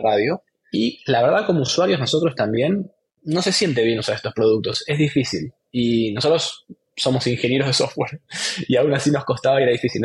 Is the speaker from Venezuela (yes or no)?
no; Argentina; also born or lived in Buenos Aires; estudiando ingeniería informática ingeniería de software en, Buenos Aires, soy argentino